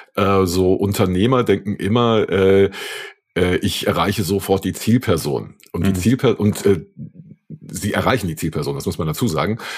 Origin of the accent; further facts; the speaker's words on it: Saarland, Germany; moved away; also ich komme ja ursprünglich aus dem Saarland